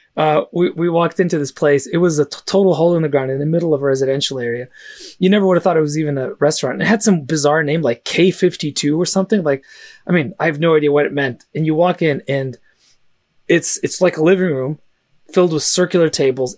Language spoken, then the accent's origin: English; San Francisco, California, United States; first language Russian; English is a second language; I actually didn't speak English until I was five, uh, even though I was born in San Francisco